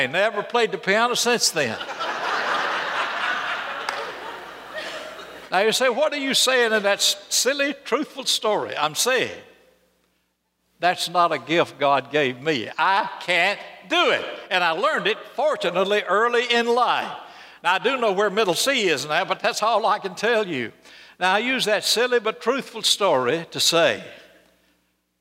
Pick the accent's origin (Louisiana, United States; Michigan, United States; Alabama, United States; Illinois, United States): Alabama, United States; Birmingham; I grew up right here in Birmingham, went to Martin Elementary School over north side of town